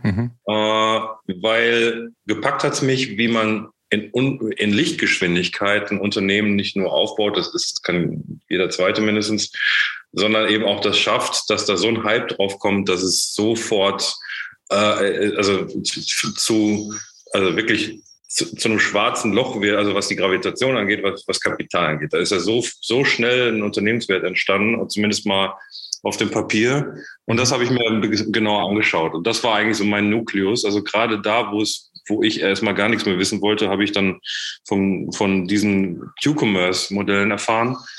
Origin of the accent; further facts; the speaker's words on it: Menden, North Rhine-Westphalia, Germany; moved away as an adult; also born or lived in Ruhr area / Czech Republic; ich bin nicht im Ruhrgebiet aufgewachsen, sondern im Sauerland, in Menden